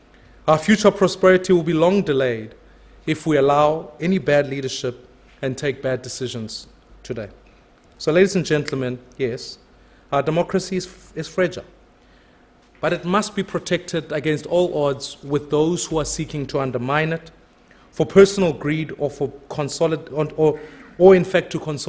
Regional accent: South Africa; I think as a South African

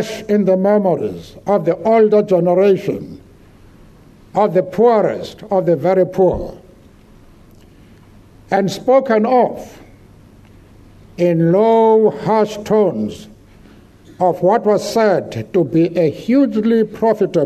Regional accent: Eastern Cape, South Africa; I grew up in the Eastern Cape, an area of South Africa

